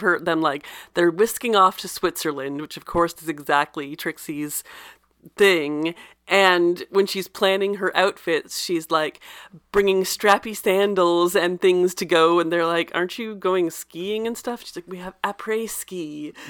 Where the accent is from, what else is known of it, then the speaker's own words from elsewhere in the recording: Canada; I'm Canadian